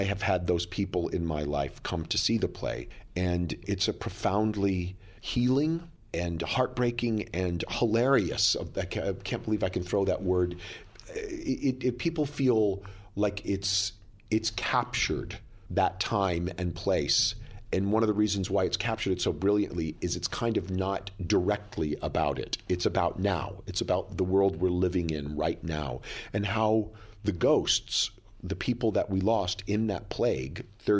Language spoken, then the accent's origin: English; Plano, Texas, United States; now in New York City, United States; came to New York City in 1983, which is the same year that my character in the play came to New York, I came from Plano, Texas, a small town outside of Dallas.